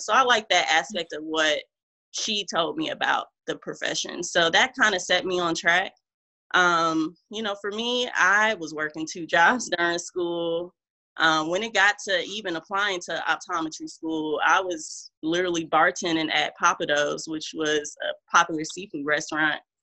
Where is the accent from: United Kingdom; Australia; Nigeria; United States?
United States; Omaha, Nebraska; moved away as an adult; also born or lived in Houston, Texas; now in Charlotte, United States; originally, I am from Omaha, Nebraska.